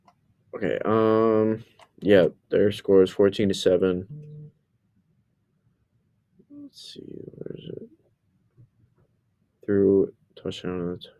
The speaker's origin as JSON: {"language": "English", "town": "Abington", "region": "Massachusetts", "country": "United States", "tie": "born or raised there", "said": "I'm from Abington, and I went to Abington for 12 years of my primary education"}